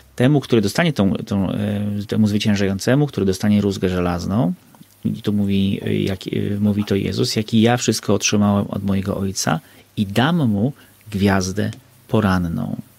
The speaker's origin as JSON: {"language": "Polish", "area": "Bieszczady", "region": "Subcarpathian Voivodeship", "country": "Poland", "tie": "born or raised there", "said": "ja się wychowałem na wsi, w Bieszczadach"}